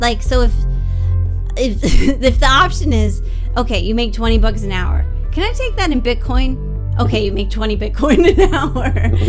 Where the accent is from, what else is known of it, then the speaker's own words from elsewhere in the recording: United States; moved away as an adult; now in China; We're from America.